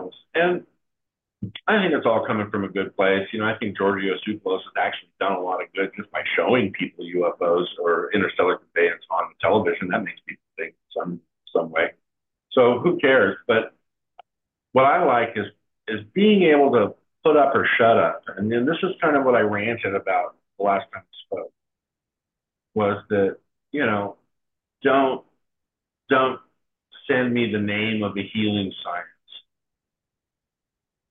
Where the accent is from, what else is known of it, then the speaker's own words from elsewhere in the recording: United States; as American, with all the abundance we have